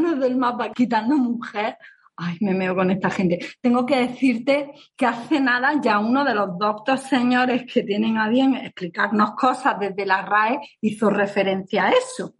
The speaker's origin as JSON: {"language": "Spanish", "area": "Granada", "region": "Andalusia", "country": "Spain", "accent": "Granada", "said": "con acento de Granada"}